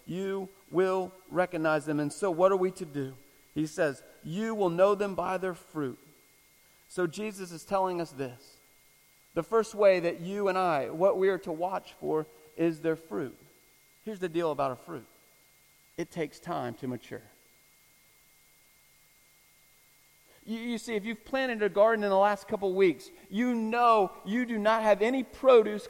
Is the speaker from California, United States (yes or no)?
no; Florida, United States; I'm from Florida